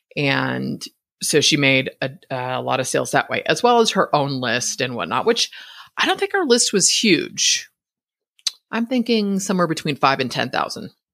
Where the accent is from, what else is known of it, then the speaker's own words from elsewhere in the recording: Northern California, United States; now in Idaho, United States; born and raised in Northern California